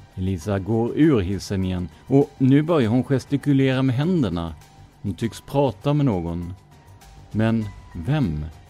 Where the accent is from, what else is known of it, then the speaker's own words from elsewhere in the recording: Karlskrona, Blekinge, Sweden; min hemstad Karlskrona